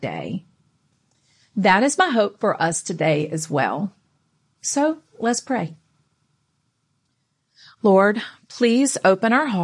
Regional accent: North Carolina, United States; I grew up in North Carolina going to church with my Nana

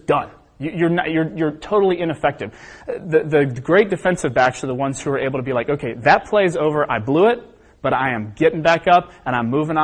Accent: Cincinnati, Ohio, United States; I'm from Cincinnati, Ohio

